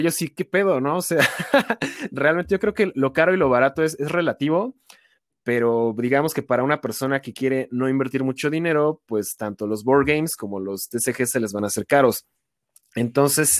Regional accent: Toluca, State of Mexico, Mexico; yo soy de Toluca, entonces para mí ir a esos eventos sí me representa un viaje como de tres horas desde mi casa

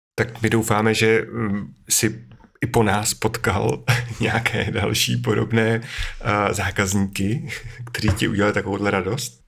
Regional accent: Bohemia, Czechia; u nás v Čechách

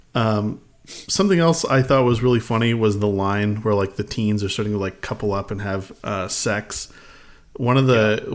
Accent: Alaska, United States; we grew up in Alaska

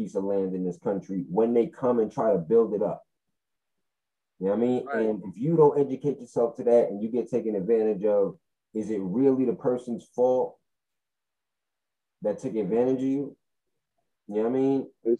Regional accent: Fort Greene, New York, United States; I grew up in Fort Greene, and that, you know, downtown is not what it used to be.

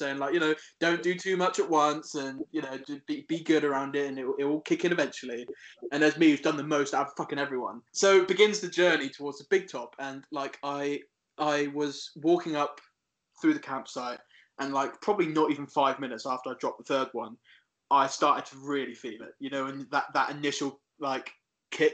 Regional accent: Isle of Wight, South East England, United Kingdom; moved away as an adult; also born or lived in Cornwall; growing up in the Isle of Wight, it's a lovely place

